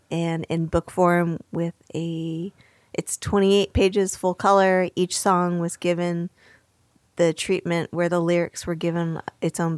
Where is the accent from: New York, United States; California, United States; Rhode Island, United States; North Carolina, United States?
New York, United States; I grew up very near New York City.